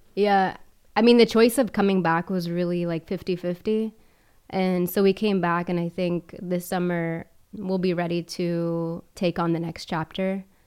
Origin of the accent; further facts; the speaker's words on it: Charleston, South Carolina, United States; moved away as an adult; also born or lived in Miami, United States / El Salvador (parents); now in Rome, Italy; I grew up in Charleston and I'm in Italy now